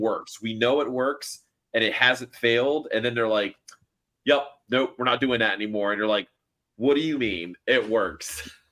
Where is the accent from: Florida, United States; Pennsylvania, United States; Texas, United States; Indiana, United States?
Florida, United States; Miami; moved away; I'm from, I was from Miami originally